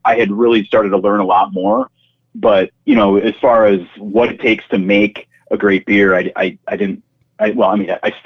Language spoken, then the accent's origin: English; Green Bay, Wisconsin, United States; I'm a Green Bay native, and I was lucky enough to have my first job out of college be back at my hometown paper.